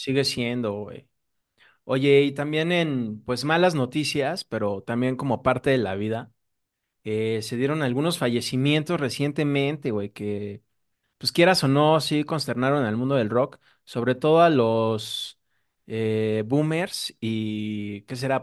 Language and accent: Spanish; Mexico; nosotros como mexicanos